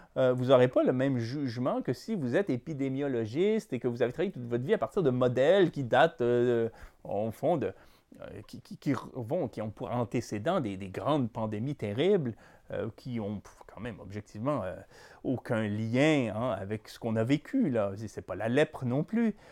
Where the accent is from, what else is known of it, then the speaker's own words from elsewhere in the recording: Quebec, Canada; Quand on est québécois